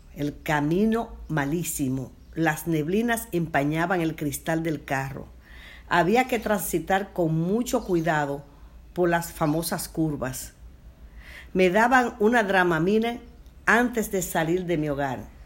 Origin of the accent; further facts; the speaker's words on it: Puerto Plata, Dominican Republic; mi pueblo, Puerto Plata